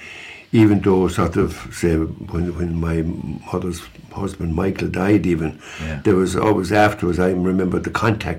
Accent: Scariff, County Clare, Ireland; moved away; It's always nice to be back in Scariff. People say to you, you know, you're kind of, always say to me, you know, you never left it behind you, even though I'd be long gone.

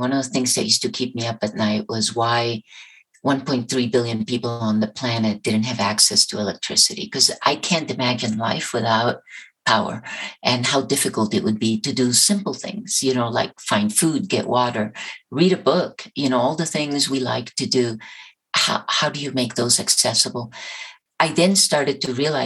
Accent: Colombia; moved away; Colombia, my home country

